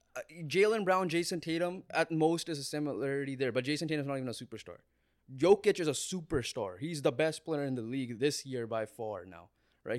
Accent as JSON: {"language": "English", "country": "Canada", "said": "we're Canadian, we have Canadian pride"}